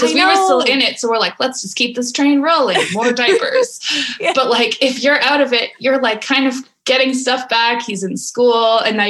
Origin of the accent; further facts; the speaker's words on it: Alberta, Canada; also born or lived in United States; now in Ottawa, Canada; I've moved around a bunch. I'm from Alberta. I've lived in the States for a while, but I moved to Ottawa for my master's